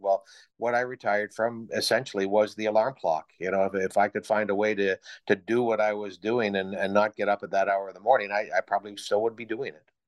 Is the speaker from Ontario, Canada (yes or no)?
yes; Midland, Ontario, Canada; moved away as an adult; now in Owen Sound, Canada; my first job at my hometown station, C K M P